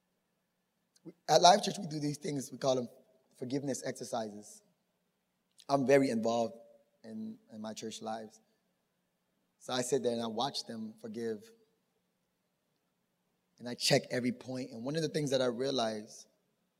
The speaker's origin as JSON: {"language": "English", "town": "Miami", "region": "Florida", "country": "United States", "tie": "born or raised there", "also_born_or_lived": "Tampa"}